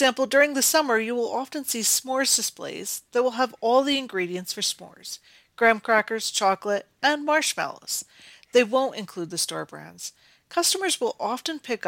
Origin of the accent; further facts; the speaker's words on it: Northeast, United States; I grew up in the Northeast and quite often visited an amusement park called the Great Escape.